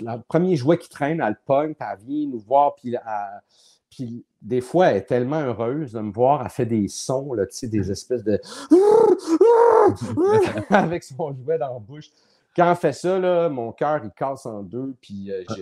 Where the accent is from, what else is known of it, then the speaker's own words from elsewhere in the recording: Laval, Quebec, Canada; also born or lived in Montreal; moi, je suis né à Montréal, j'habitais à Montréal, puis le fait de partir de Montréal, puis s'en aller, euh, on a déménagé à Laval